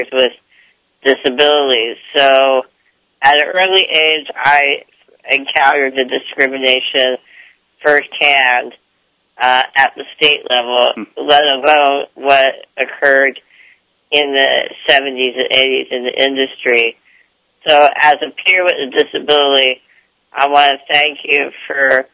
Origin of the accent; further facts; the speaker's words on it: Davis, California, United States; I was very into the dramatic arts back in my hometown of Davis